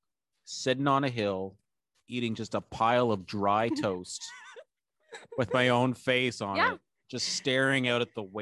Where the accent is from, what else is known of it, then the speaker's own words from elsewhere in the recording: Canada; as a Canadian